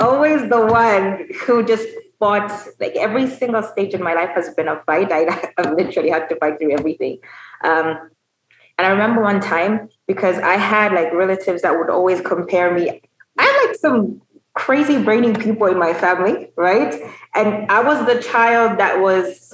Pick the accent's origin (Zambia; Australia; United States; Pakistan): Zambia; Lusaka, Lusaka Province; also born or lived in South Africa / Chingola; I am Zambian. I am the third of three babies, so three children. I grew up mostly in Lusaka